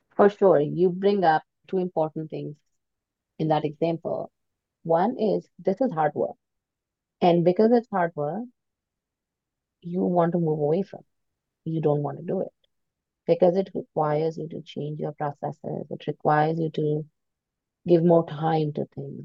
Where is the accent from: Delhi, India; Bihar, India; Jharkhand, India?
Delhi, India; suburb near New; moved away as an adult; also born or lived in United States; now in Toronto, Canada; I grew up in, in a little uh, suburb near New Delhi. And at the age of 19, I moved to the US to study.